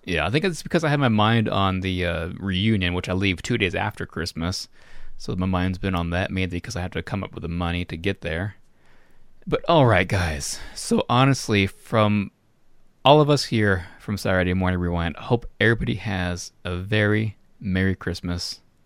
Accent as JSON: {"language": "English", "region": "Florida", "country": "United States", "tie": "born or raised there", "moved": "yes", "said": "my hometown in Florida"}